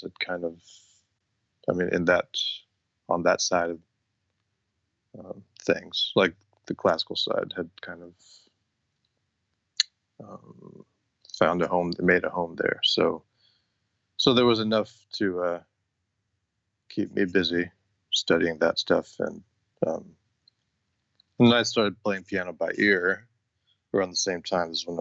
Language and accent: English; Rochester, New York, United States; I grew up in Rochester, New York, which is, it's a few hundred miles from New York